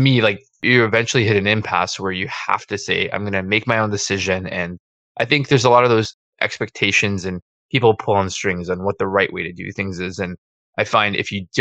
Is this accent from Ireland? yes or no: no; Toronto, Ontario, Canada; now in Hamilton, Canada; I was a born Torontonian